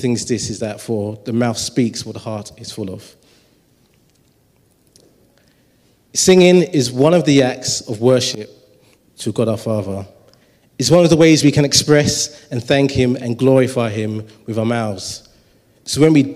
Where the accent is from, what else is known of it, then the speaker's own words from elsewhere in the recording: London, United Kingdom; I grew up in Tower Hamlets.